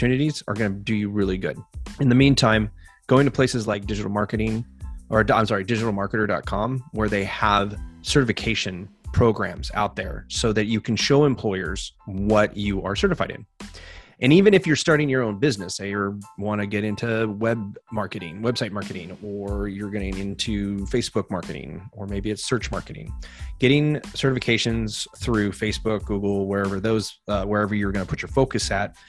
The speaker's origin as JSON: {"language": "English", "region": "California", "country": "United States", "tie": "born or raised there", "also_born_or_lived": "England", "said": "I grew up in California"}